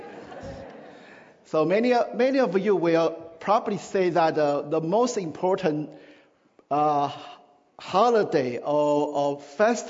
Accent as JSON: {"language": "English", "country": "Taiwan", "tie": "born or raised there", "moved": "yes", "said": "in my country, where I grew up in Taiwan"}